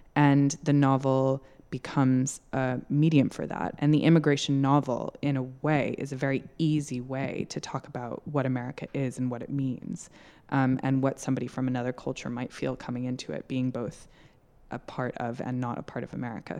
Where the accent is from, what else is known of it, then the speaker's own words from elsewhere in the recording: United States; now in United Kingdom; I'm American. I live in the U K